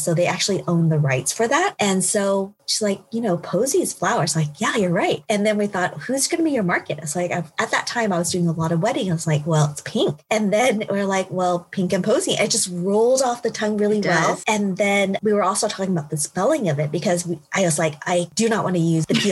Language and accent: English; Oklahoma, United States; I'm actually from Oklahoma. And so I went to Oklahoma State University